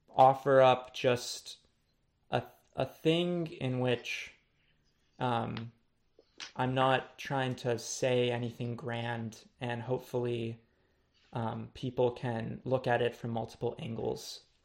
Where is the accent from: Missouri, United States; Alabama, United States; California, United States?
California, United States; Los Angeles; growing up in Los Angeles